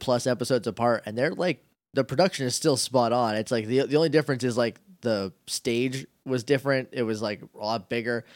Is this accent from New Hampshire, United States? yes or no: yes; New Hampshire, United States; moved away; I'm from New Hampshire